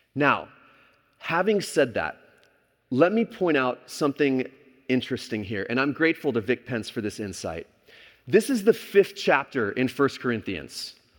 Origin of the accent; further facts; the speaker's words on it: Texas, United States; moved away as an adult; also born or lived in California; growing up in Texas